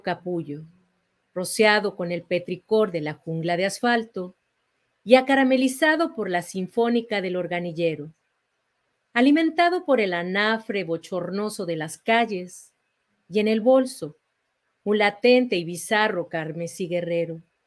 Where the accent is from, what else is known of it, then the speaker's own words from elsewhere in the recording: Mexico City, Mexico; now in Houston, United States; crecí en la Ciudad de México, en el centro histórico